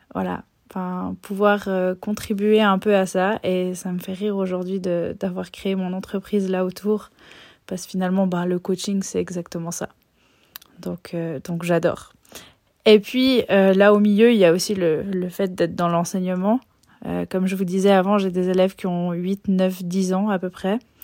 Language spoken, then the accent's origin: French; Switzerland; je suis née et j'ai grandi en Suisse